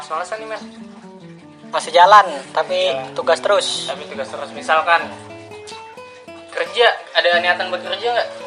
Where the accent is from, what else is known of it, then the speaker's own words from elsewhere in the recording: Bekasi, West Java, Indonesia; born there; Jadi gue lahir di Bekasi 10 Juli tahun 2000.